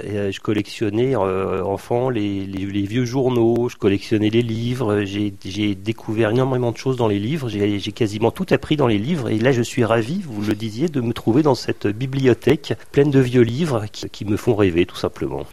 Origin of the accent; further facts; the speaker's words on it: Vosges, Grand Est, France; now in Brittany, France; je suis né dans les Vosges